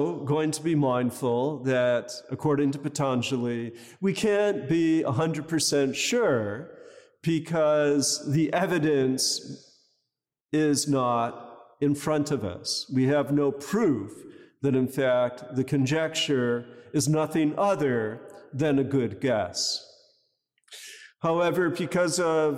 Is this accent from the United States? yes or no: yes; United States; now in Los Angeles, United States; I grew up near Canada